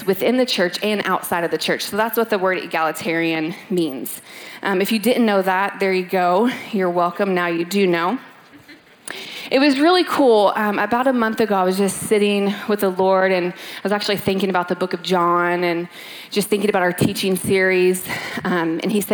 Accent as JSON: {"language": "English", "town": "Louisville", "region": "Kentucky", "country": "United States", "tie": "born or raised there", "moved": "as an adult", "lives_now": "California, United States", "said": "Born and raised in Louisville, Kentucky, moved out to California eight years ago"}